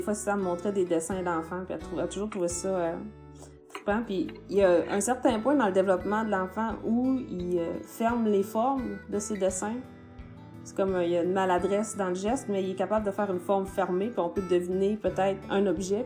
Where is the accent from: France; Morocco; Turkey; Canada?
Canada; Baie-Comeau, Quebec; moved away as an adult; quand je suis partie, en fait, de Bécomo, j'avais 18 ans, puis j'étais pas tant que ça intéressée par ma région